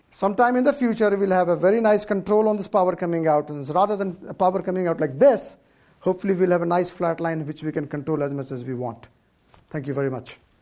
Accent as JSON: {"language": "English", "country": "India", "tie": "born or raised there", "moved": "yes", "lives_now": "California, United States", "said": "I, for part of my life, I grew up in India where there was hardly any electricity"}